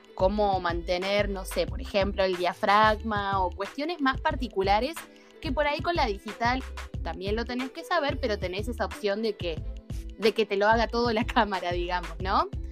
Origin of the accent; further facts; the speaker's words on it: Ushuaia, Tierra del Fuego, Argentina; vivo, nací y me crié en Ushuaia